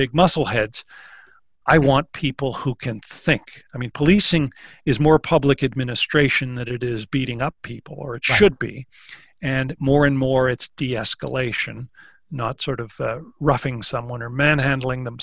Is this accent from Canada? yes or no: yes; Canada; one of the ways we define ourselves is by saying that we're not American.